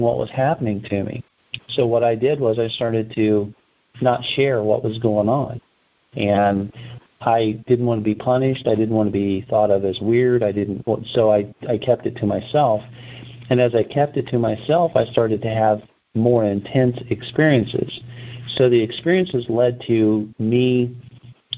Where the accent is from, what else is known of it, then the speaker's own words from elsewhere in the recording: Indiana, United States; by the time I'm a senior in high school, I'm in Indiana